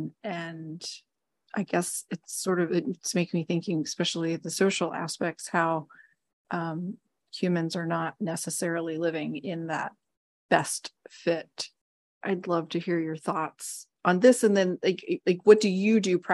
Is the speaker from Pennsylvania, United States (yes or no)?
yes; near Philadelphia, Pennsylvania, United States; I grew up near Philadelphia.